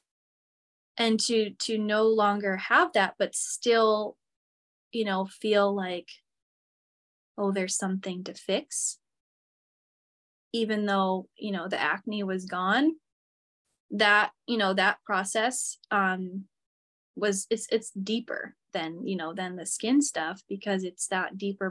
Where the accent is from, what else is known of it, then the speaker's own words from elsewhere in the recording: Michigan, United States; moved away as an adult; also born or lived in Seattle; when I moved from Michigan to Seattle, I grew up in Michigan my whole life